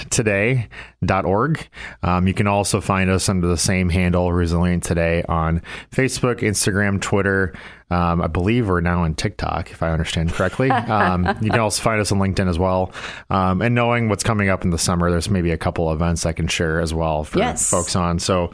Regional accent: Corsica, South Dakota, United States; moved away; back in my hometown of Corsica.

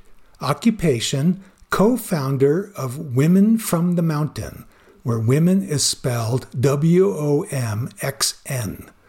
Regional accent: Commerce City, Colorado, United States; I was born and raised in Commerce City. I've watched our city grow from a community of pig farms and refineries to the city it is becoming today.

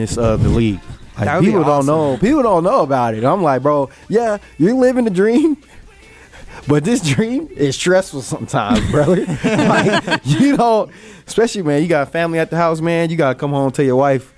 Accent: Texas, United States; growing up in Texas

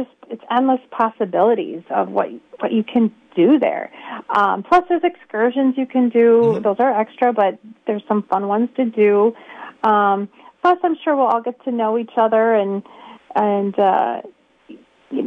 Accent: Rubicon, Wisconsin, United States; I'm from Rubicon

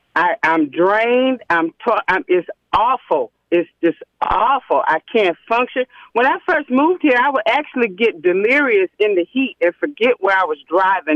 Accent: Illinois, United States; moved away as an adult; now in Miami, United States; I'm originally from Illinois. Mm-hmm. I've been here 15 years.

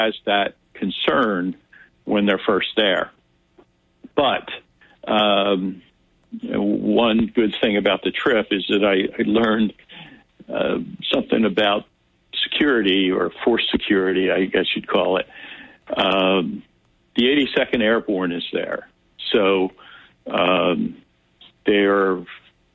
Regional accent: United States; we're from America

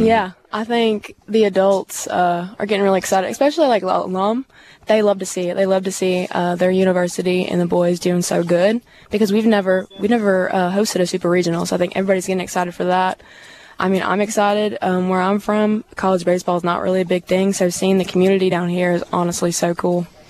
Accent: St. Louis, Missouri, United States; moved away as an adult; now in Hattiesburg, United States; I'm from St. Louis, Missouri

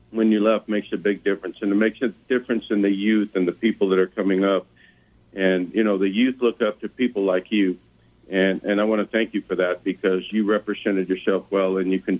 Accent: Mexico; moved away; when I moved here from Mexico in 1967 and accomplished a lot of the things and gotten some of the recognition in my life.

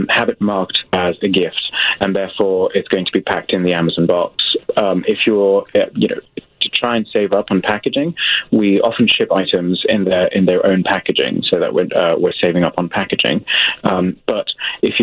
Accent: England, United Kingdom; I'm from England

